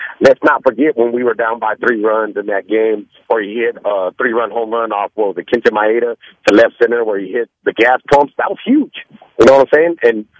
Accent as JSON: {"language": "English", "town": "Houston", "region": "Texas", "country": "United States", "tie": "born or raised there", "said": "I'm from Houston, grew up in Houston."}